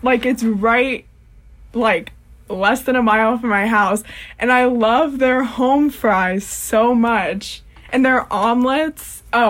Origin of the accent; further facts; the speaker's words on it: Florida, United States; moved away as an adult; now in Massachusetts, United States; I'm from Florida, so I never experience seasons.